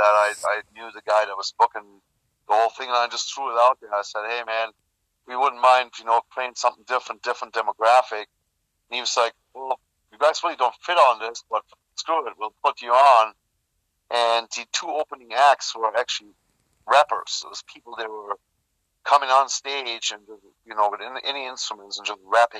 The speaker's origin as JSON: {"language": "English", "country": "Germany", "tie": "born or raised there", "moved": "as an adult", "said": "I was born and raised in Germany. I lived there until I was 23."}